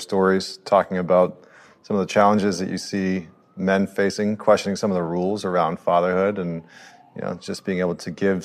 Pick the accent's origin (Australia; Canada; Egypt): Canada; I'm a Canadian